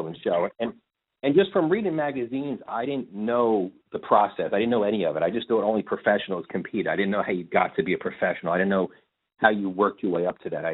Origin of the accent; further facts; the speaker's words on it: New Jersey, United States; I was living in New Jersey at the time, and growing up in the city type of thing, about 2 minutes from Manhattan.